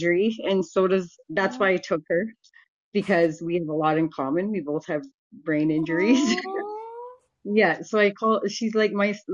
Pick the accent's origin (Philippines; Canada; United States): Canada; Vancouver, British Columbia; I grew up pretty much on Hastings, and in Canada, that's Vancouver